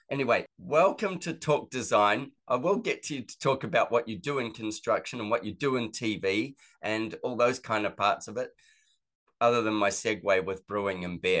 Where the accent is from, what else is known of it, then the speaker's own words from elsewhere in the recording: California, United States; now in Fort Collins, United States; yeah, we're from California.